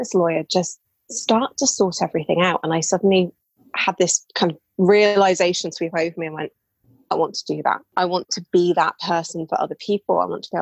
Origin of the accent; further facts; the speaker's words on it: England, United Kingdom; as you can tell probably from my voice, I'm British. I live in England